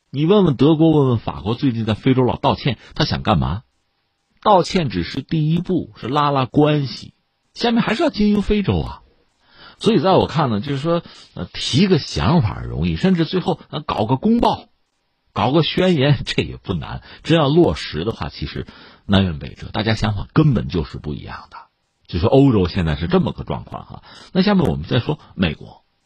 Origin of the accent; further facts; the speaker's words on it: China; 我们 中国人